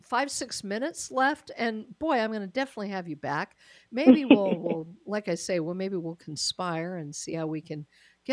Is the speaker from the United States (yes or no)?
yes; Denver, Colorado, United States; moved away; having been from Colorado, I mean, it is still my hometown, Denver is